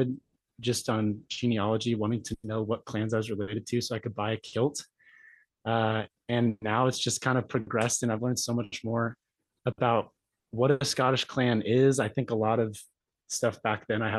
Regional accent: San Francisco Bay Area, California, United States; born or raised there

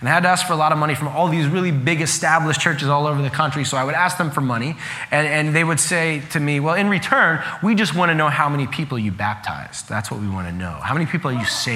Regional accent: Long Island, New York, United States; I grew up in Long Island, and most people in Long Island are Catholic.

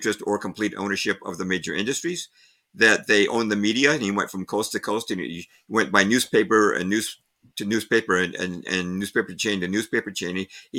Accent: Lexington, Massachusetts, United States; I grew up in Lexington, Massachusetts, which is the town where the American Revolution against Britain began.

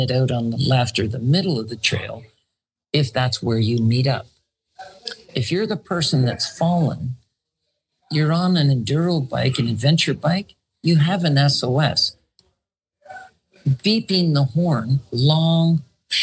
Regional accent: Canada; as a Canadian

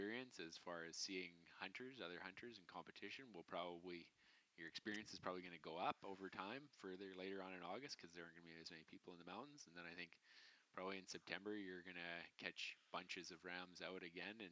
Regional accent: British Columbia, Canada; as British Columbians

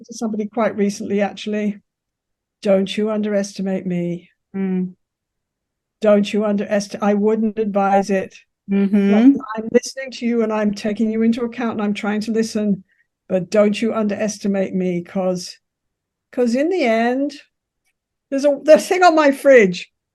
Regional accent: England, United Kingdom; moved away as an adult; now in Canada; I'm English, so I can be very assertive, but I'm taught to be polite

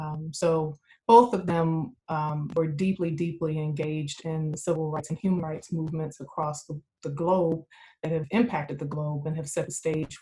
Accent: Memphis, Tennessee, United States; I grew up in Memphis, Tennessee. My parents are both were both civil rights activists.

